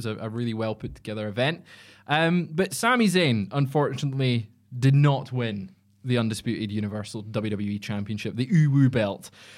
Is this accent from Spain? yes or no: no; Scotland, United Kingdom; Because I'm Scottish.